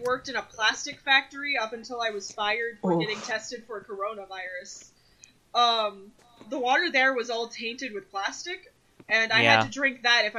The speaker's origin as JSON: {"language": "English", "region": "Utah", "country": "United States", "tie": "born or raised there", "also_born_or_lived": "Texas", "moved": "yes", "said": "I grew up in Utah."}